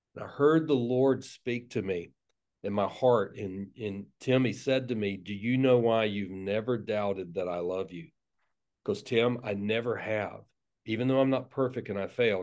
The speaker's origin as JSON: {"language": "English", "town": "Tallahassee", "region": "Florida", "country": "United States", "tie": "born or raised there", "accent": "South Georgia", "said": "I was raised, I was born and raised in, uh, North Florida, Tallahassee."}